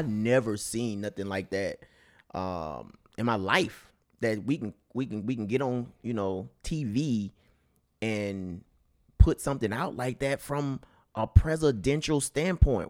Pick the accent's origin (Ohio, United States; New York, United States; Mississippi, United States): Mississippi, United States; now in California, United States; I'm, I'm from, from Mississippi, country boy, all the way through and through.